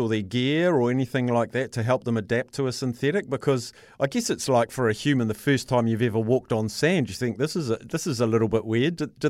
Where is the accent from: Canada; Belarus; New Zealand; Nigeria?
New Zealand; Manawatū-Whanganui; I'm from Manawatu